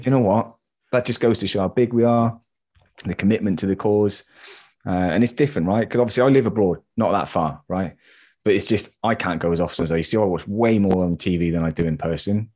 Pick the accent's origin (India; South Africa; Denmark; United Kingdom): United Kingdom; England; I'm English